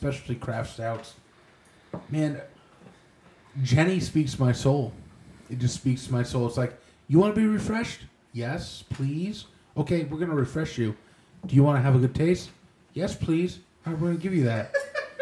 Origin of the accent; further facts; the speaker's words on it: New York, United States; We're all from New York